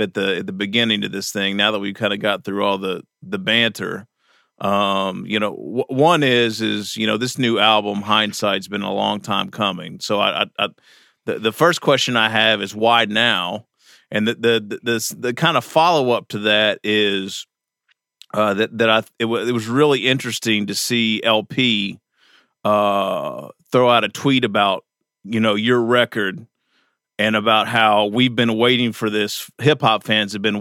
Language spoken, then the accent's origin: English; Kentucky, United States; now in New York, United States; I was still in Kentucky. I'm from Kentucky originally